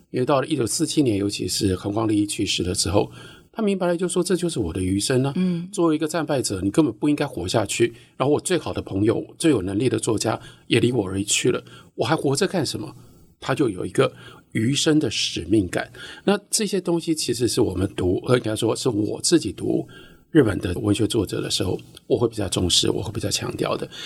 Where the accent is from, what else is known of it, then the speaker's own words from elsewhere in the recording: Taiwan; also born or lived in United States; 作为一个台湾人，嗯。呃，我们跟日本有 这么多千丝万缕的关系